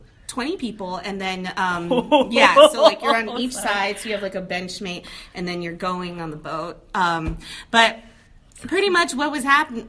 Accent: Talofofo, Guam; accent: Valley girl; moved away as an adult; also born or lived in United States; now in Las Vegas, United States; when I was born in Guam, but then my parents moved me to the States for like 5-6 years. So then I learned a lot of stateside things at a young age. And then I went back to Guam

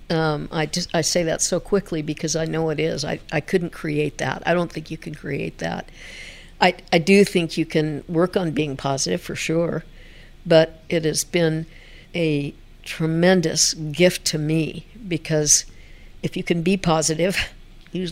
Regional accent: Denver, Colorado, United States; I am a rare native. okay. Been here, born in St. Luke's Hospital.

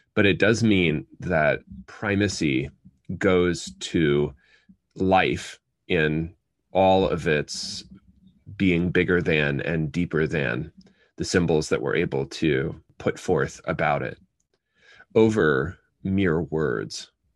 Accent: United States; first language English; I'm a native English speaker, as the vast majority of American children are

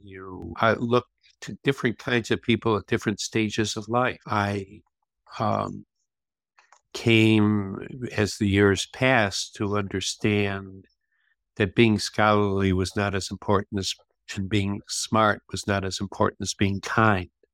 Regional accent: Flint, Michigan, United States; I grew up in Flint, Michigan

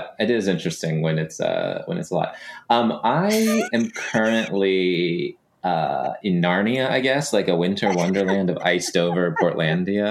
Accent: Texas, United States; moved away; also born or lived in Los Angeles, United States; I grew up in the Southwest or the Southeast. I don't know what you want to call Texas

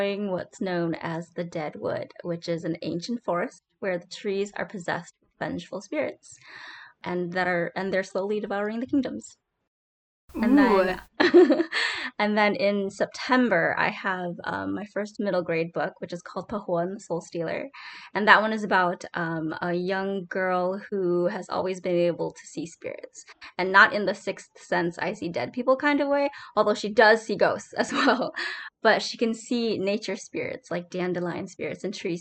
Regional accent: Wisconsin, United States; I'm from Wisconsin, so we got lots of cows.

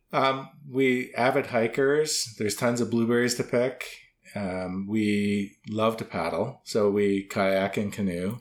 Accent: Waterloo, Ontario, Canada; moved away; I'm originally from Waterloo

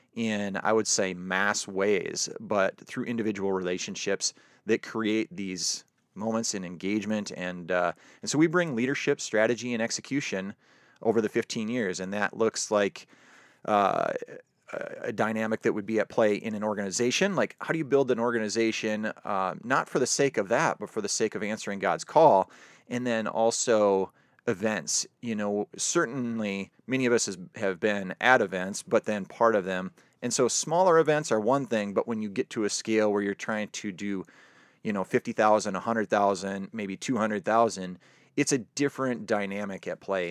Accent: South Dakota, United States; moved away; born and raised in South Dakota

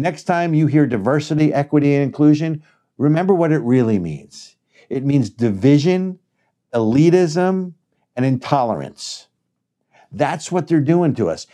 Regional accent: New Jersey, United States; I'm from New Jersey

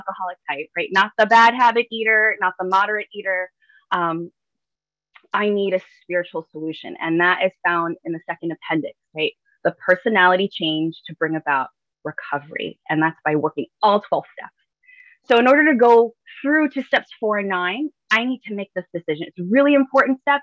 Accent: New York City, New York, United States; growing up in the Bronx

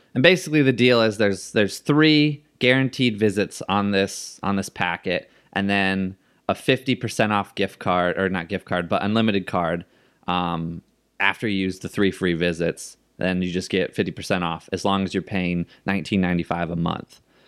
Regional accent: Seattle, Washington, United States; I was from Seattle. He was the coolest when he was with Seattle

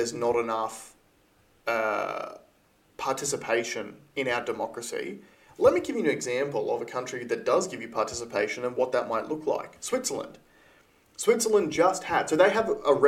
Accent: Queensland, Australia; me being a Queenslander

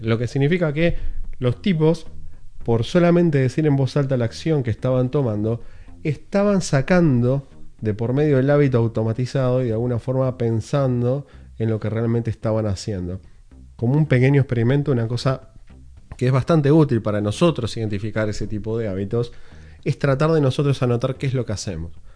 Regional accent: Uruguay; now in Los Angeles, United States; vivo en Los Ángeles, Estados Unidos, soy uruguayo

